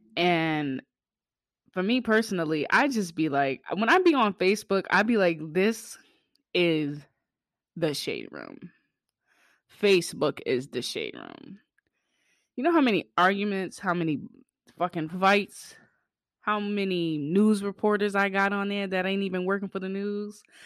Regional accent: Boston, Massachusetts, United States; my hometown, Bean Town

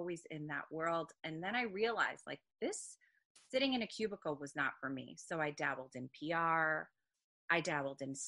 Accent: Long Island, New York, United States; moved away as an adult; now in Lancaster, Pennsylvania, United States; I'm originally from Long Island

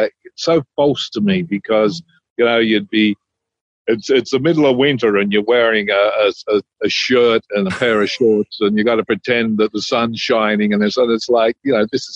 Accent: Australia; moved away; I grew up in a little country town in Australia. I grew up with my grandfather on his farm

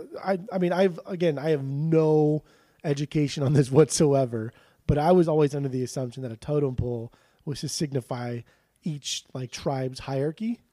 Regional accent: Southern California, United States; I grew up in Southern California, where just nobody cares about anything

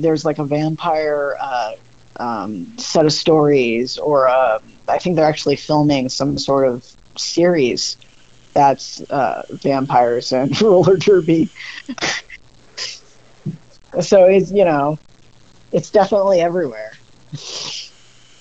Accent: Kansas, United States; I'm from Kansas.

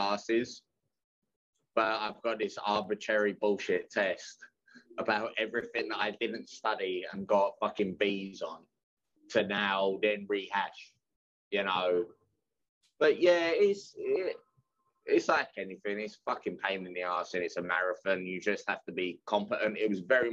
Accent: England, United Kingdom; moved away; also born or lived in Bethany, West Virginia / London; I'm from England

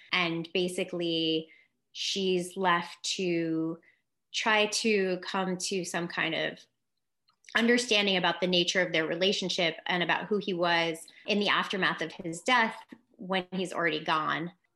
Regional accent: New York City, New York, United States; moved away as an adult; also born or lived in California / Los Angeles; I grew up in Manhattan on the Upper West Side.

